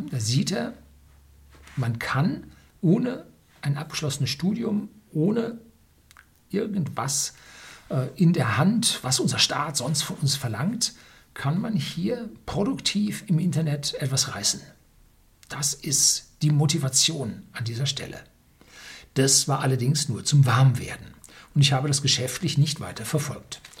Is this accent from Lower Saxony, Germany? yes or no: no; Munich, Bavaria, Germany; Ich bin daraufhin zurück in meine Heimatstadt München gezogen